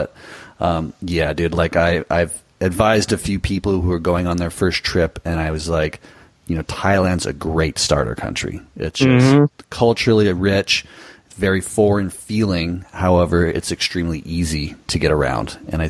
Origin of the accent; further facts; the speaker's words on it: Southern California, United States; moved away as an adult; also born or lived in Nicaragua; we came from Southern California, we are familiar with Spanish culture and the language to a certain extent.